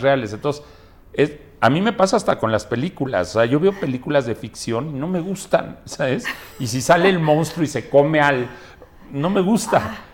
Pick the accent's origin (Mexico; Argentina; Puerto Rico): Mexico; soy mexicano. Sí. Digo, con mucho orgullo tengo descendencia libanesa, pero más orgullosamente soy mexicano